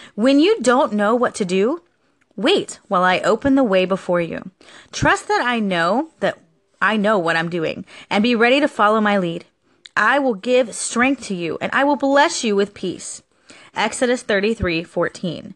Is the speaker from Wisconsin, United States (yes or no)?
no; Florida, United States; Florida has been my hometown since I was born. I was born here in Florida